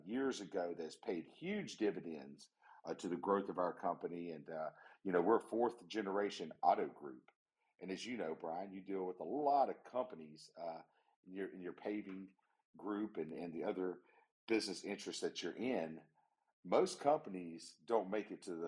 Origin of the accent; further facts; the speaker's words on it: West Virginia, United States; the wonderful, beautiful state of West Virginia, my home state.